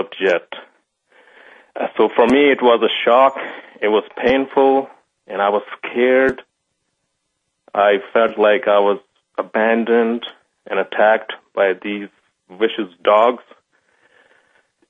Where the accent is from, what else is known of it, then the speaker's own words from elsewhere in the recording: Pakistan; moved away as an adult; also born or lived in United States; now in Canada; I was born in Pakistan into a very conservative and religious family